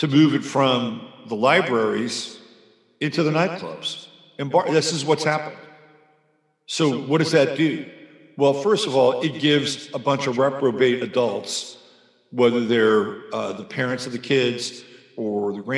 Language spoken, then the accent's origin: English; San Francisco, California, United States; I grew up in San Francisco, the Bay Area